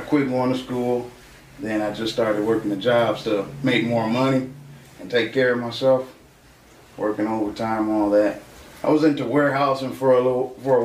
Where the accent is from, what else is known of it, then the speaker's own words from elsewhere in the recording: Aurora, Illinois, United States; also born or lived in Oswego, Illinois; I'm from Aurora. I grew up in Aurora as a kid on the east side